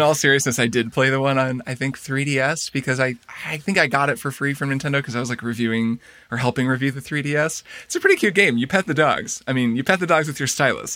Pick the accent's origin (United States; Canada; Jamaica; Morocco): United States; Indiana; moved away; my hometown as well in Indiana, where we both grew up